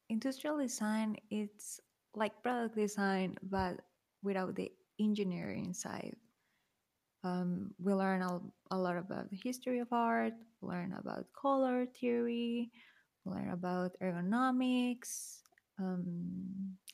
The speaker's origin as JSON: {"language": "English", "country": "Mexico", "said": "I'm from Mexico, so it tends to be really conservative too."}